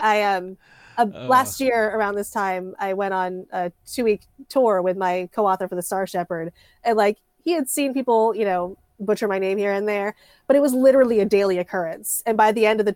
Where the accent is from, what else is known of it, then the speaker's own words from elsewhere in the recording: Nashua, New Hampshire, United States; moved away; the Toadstool Bookshop in Nashua, New Hampshire, which is my hometown. I don't live there currently, but I grew up there